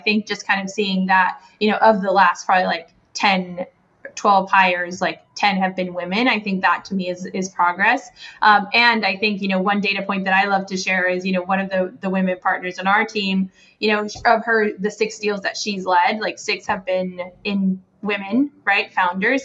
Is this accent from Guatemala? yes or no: yes; Guatemala; moved away as an adult; now in United States; I am from Guatemala and sort of left Guatemala for college. Have been in the U.S. since then